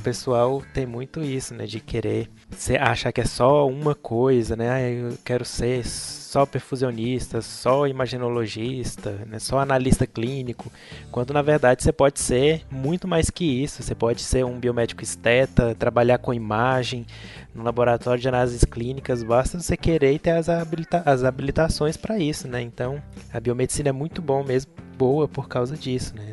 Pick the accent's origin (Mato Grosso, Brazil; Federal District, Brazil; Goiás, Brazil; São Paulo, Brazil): Goiás, Brazil; Goiânia; eu sou de Goiânia. Sou de Goiânia